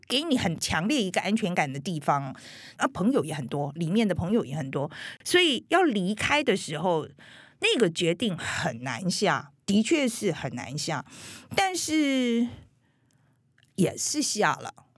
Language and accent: Chinese; Taiwan; moved away as an adult; also born or lived in United States; 我们台湾人是真的蛮友善的